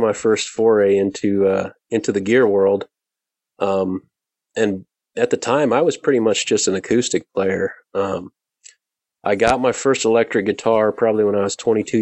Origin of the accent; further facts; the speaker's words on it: Indiana, United States; moved away; I grew up in Indiana